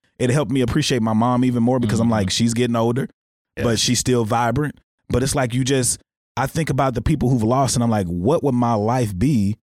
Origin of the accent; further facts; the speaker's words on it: Texarkana, United States; Growing up in Texarkana